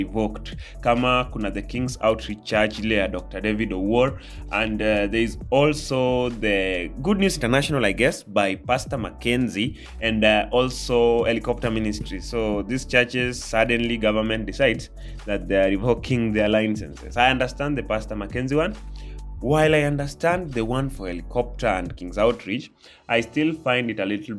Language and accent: English; Kenya; I'm part of the Kenyans. I'm a Kenyan.